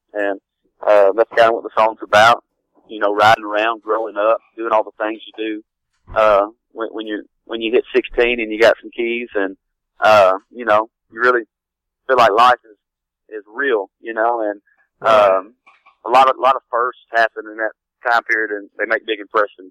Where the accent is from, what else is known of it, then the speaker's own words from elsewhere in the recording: Jackson, Tennessee, United States; now in Nashville, United States; Grew up down in Jackson.